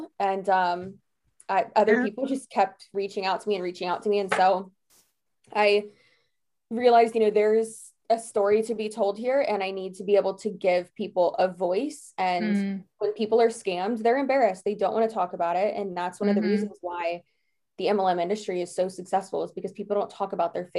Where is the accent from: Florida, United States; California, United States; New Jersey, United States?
Florida, United States; Yes, I am.